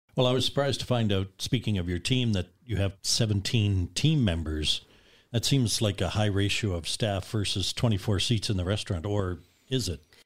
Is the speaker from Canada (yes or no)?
yes; Nova Scotia, Canada; growing up in Nova Scotia